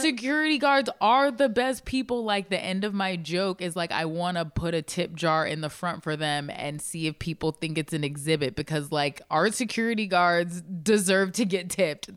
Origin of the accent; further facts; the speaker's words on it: Baltimore, Maryland, United States; I was born in Baltimore